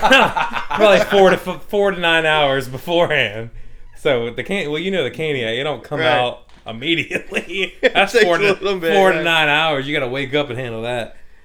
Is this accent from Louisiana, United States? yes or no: yes; Louisiana, United States; we're white boys from Louisiana, dude.